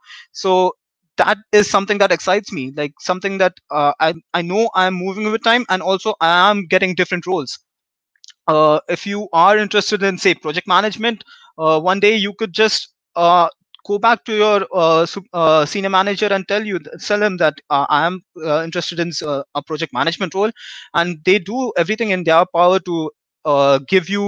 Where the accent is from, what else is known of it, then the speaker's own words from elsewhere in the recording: India; moved away as an adult; I come from India, and I've been here for the last 3 years.